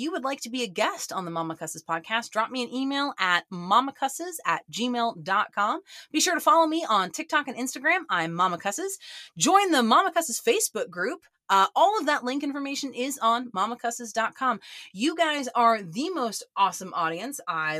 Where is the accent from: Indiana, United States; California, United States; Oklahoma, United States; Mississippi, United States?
Oklahoma, United States; a mom-owned small business out of my home state of Oklahoma.